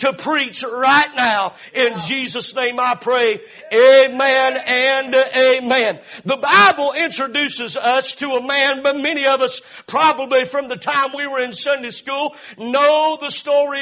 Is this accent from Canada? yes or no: no; Cowpens, South Carolina, United States; moved away; 2 miles from here is where I was born and raised and lived in Cowpens, South Carolina